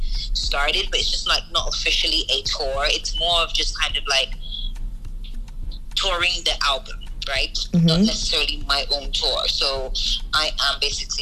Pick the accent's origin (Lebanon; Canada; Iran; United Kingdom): United Kingdom; moved away; also born or lived in Nigeria; I'm from the UK originally